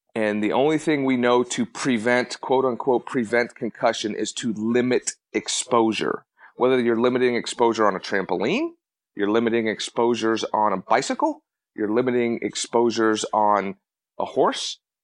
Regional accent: Colorado, United States; I grew up in Colorado

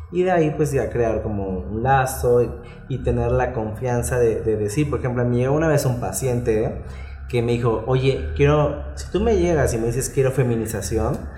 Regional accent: Veracruz, Mexico; now in Puebla, Mexico; No, soy de Veracruz. Ah, ok. Pero ya desde el 2009 estoy aquí en Puebla.

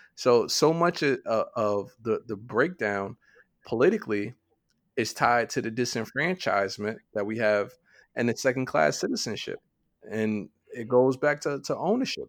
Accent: New York, United States; we're, we're from New York

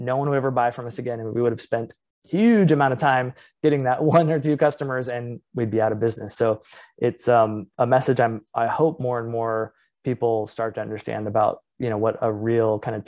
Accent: Midwest, United States; also born or lived in Los Angeles; years in Los Angeles and then moved to the Midwest. And always growing up, I told people, you know, hey, where are you from? Oh, I'm from California.

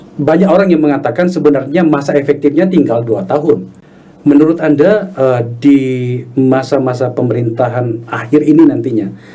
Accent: Makassar, South Sulawesi, Indonesia; kota saya saya di Makassar

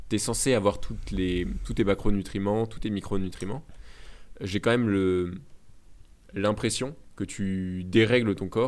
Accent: France

